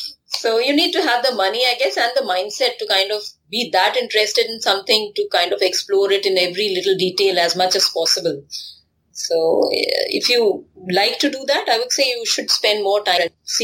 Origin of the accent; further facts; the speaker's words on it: Kanpur, Uttar Pradesh, India; I come from Kanpur, and there, you know, sleeping on the terrace was one of the things that we used to do as children.